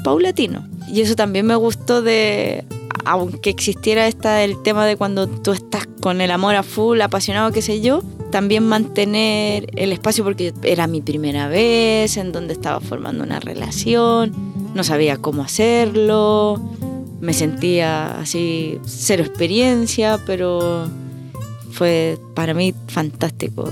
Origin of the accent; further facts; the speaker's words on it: Chile; moved away as an adult; also born or lived in Madrid, Spain; now in Melbourne, Australia; como chilena siempre digo Po